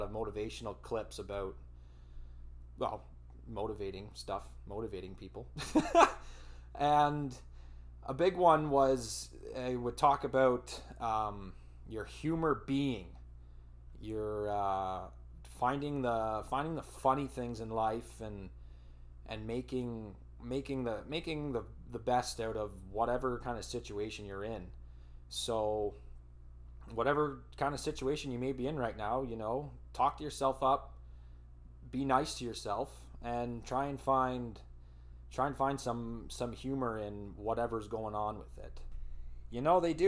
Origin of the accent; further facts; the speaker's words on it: Elmira, Ontario, Canada; at an insurance building in Almiri, my hometown, home of the Sugar Kings